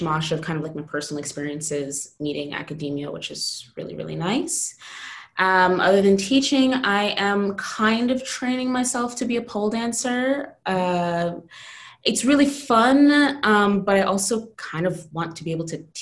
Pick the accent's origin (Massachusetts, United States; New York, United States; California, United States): New York, United States; Jamaican heritage; moved away as an adult; I'm Jamaican, grew up in largely American Black community